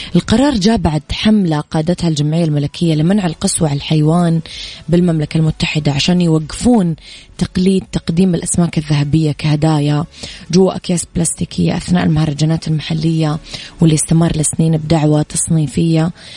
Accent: Mecca, Makkah Province, Saudi Arabia; أنا كمان من مكة

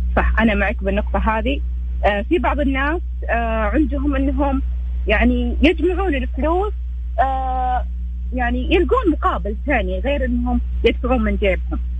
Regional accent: Riyadh, Riyadh Province, Saudi Arabia; انا من الرياض

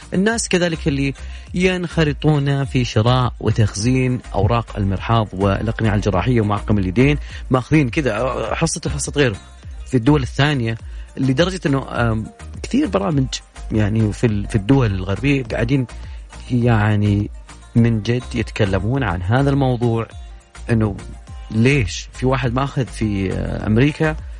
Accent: Saudi Arabia; عندنا في المملكة العربية السعودية

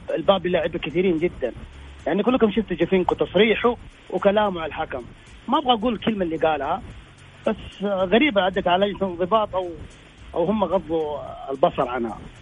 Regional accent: Saudi Arabia; عندنا في السعوديه

